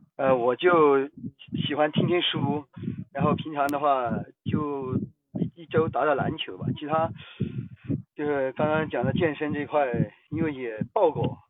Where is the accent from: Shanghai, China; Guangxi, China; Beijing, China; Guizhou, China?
Guizhou, China; 来自贵州